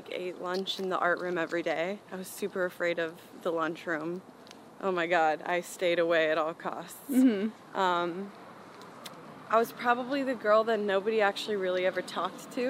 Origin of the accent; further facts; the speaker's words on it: Chicago, Illinois, United States; also born or lived in Houston, Texas; Jahan and I were both born in Houston, but we moved to Chicago when I was one